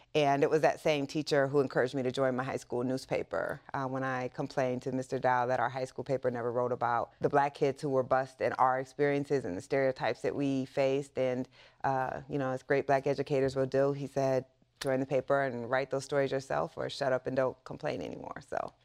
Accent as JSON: {"language": "English", "town": "Waterloo", "region": "Iowa", "country": "United States", "tie": "born or raised there", "said": "I grew up in the Midwest in a small town, uh, called Waterloo, Iowa."}